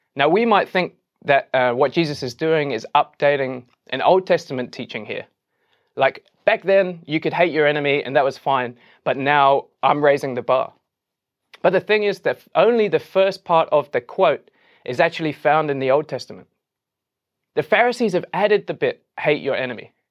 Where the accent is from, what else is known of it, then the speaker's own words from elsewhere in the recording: England, United Kingdom; as an Englishman